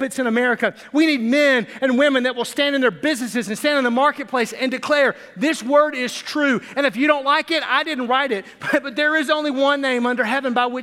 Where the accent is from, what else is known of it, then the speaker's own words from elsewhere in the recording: Arkansas, United States; I was raised in Arkansas